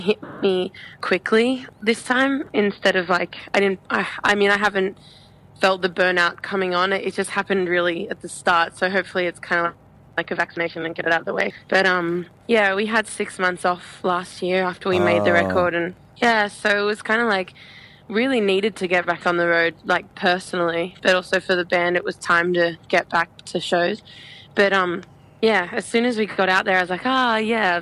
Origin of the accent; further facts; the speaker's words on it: Australia; we love coming from Australia, being from Australia